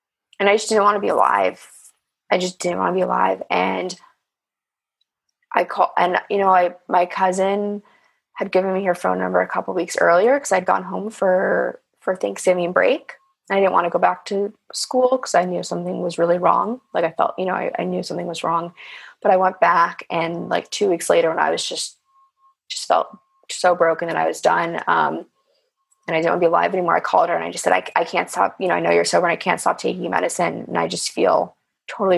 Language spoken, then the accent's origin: English; Los Angeles, California, United States; I grew up in Los Angeles